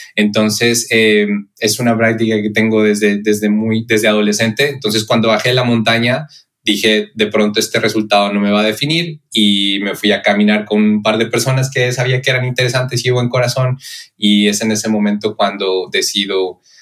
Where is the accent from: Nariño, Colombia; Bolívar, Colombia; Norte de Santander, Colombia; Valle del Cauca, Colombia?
Nariño, Colombia; Pasto; moved away; soy colombiano de la ciudad Pasto